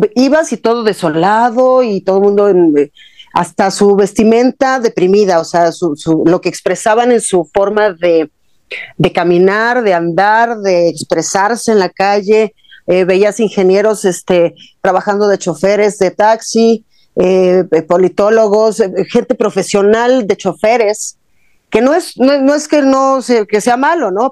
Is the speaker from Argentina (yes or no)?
yes; Argentina; moved away as an adult; A esa Argentina que yo viví cuando era niña